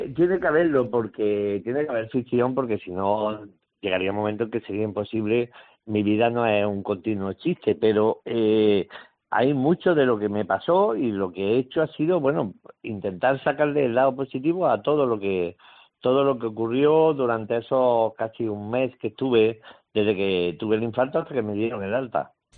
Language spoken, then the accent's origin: Spanish; Jaén, Andalusia, Spain; also born or lived in Málaga / Granada; a las poquitas semanas me vine para Jaén y aquí estuve hasta que me fui a Granada